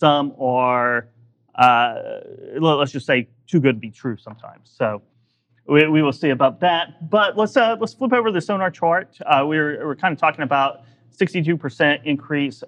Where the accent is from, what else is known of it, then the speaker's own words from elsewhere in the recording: Oklahoma, United States; I'm from Oklahoma